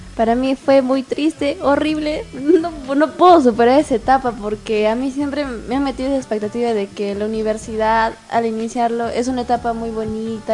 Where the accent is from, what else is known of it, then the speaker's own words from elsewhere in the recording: Tacna, Peru; Yo también soy de Tacna